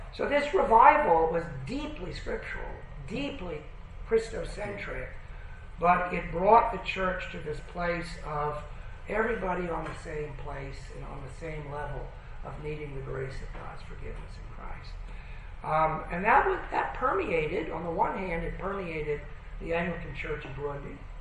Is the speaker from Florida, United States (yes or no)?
no; Berkeley, California, United States; also born or lived in Colorado; now in Toronto, Canada; I grew up in, in Berkeley, California, in the heyday of, of uh, hippies